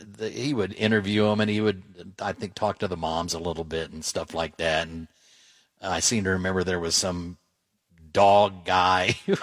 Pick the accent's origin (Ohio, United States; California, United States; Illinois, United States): Ohio, United States; Dayton; I'm not a Cincinnati kid, but I grew up in Dayton, and we could pick up the Cincinnati stations.